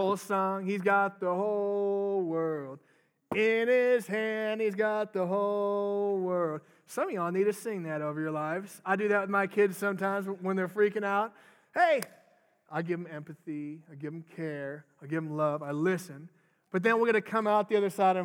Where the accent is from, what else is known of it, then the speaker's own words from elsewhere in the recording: Minnesota, United States; moved away; I'm from Minnesota originally